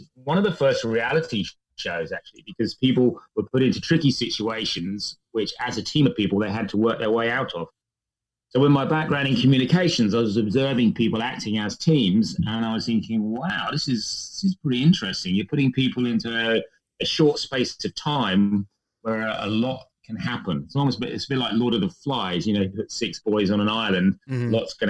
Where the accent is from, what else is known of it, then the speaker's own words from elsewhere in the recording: England, United Kingdom; accent: English; moved away; hopefully you can detect enough of my English accent still left behind to prove that I'm what they call here a POM, or somebody who originally came from the UK